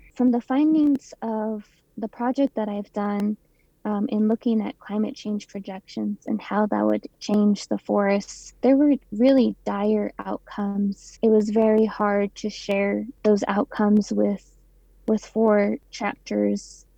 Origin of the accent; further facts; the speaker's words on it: Ganado, Arizona, United States; also born or lived in Flagstaff, Arizona; I grew up in Ganado, so I live part time there and also in Flagstaff